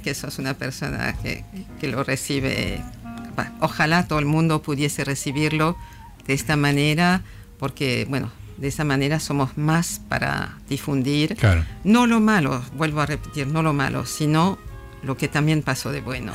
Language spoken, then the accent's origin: Spanish; France; yo soy francesa